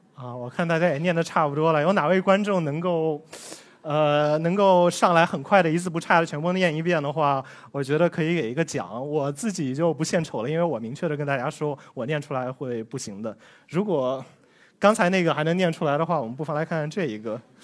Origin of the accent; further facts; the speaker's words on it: China; 我们中国人的姓相对来说比较集中